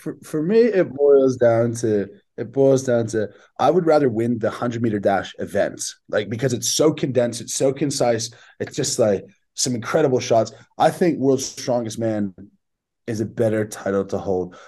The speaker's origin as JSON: {"language": "English", "town": "Barrie", "region": "Ontario", "country": "Canada", "tie": "born or raised there", "also_born_or_lived": "Sydney, Australia", "moved": "as an adult", "said": "living in my hometown"}